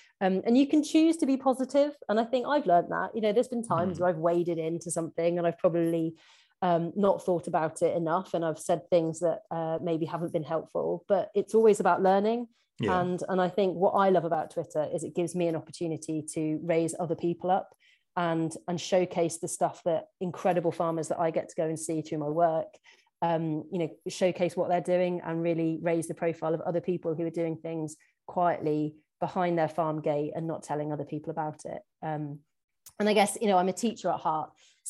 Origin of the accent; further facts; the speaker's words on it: England, United Kingdom; we can kind of get away with it as being English new entrants in our little area.